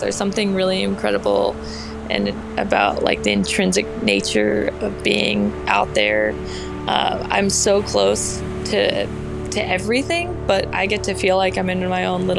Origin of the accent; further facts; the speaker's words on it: Belfast, Maine, United States; So while I was in college, there was a big proposal for a large land-based Atlantic salmon farm in my hometown of Belfast.